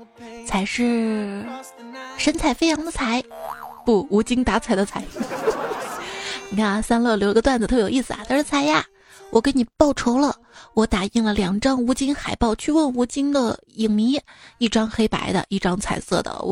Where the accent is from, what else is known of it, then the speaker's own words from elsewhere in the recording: Hubei, China; 原谅我湖北人